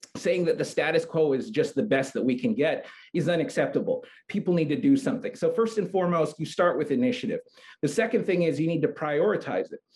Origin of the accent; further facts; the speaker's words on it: San Antonio, Texas, United States; now in Hawaii, United States; I spent about uh, 13 years growing up in San Antonio, Texas.